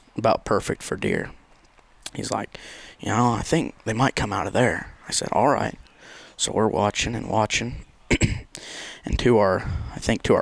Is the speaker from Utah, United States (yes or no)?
no; Unionville, Missouri, United States; I'm from Unionville, Missouri